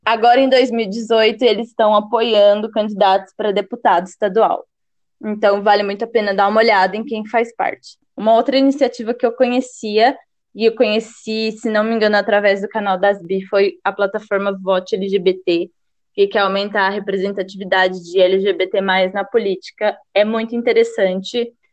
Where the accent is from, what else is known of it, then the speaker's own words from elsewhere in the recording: Brazil; nós brasileiros